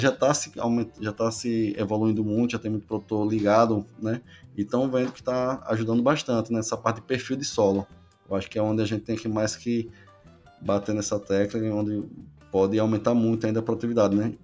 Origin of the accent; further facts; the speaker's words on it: Northeast Region, Brazil; eu sou aqui do Nordeste, né? Sou nascido e criado, né? Aqui na região